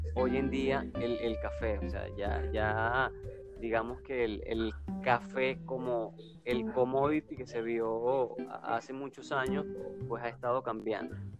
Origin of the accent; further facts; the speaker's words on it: Queniquea, Táchira, Venezuela; nosotros nacimos en, en, una pequeña población del estado Táchira, Que Queniquea, se llama el pueblo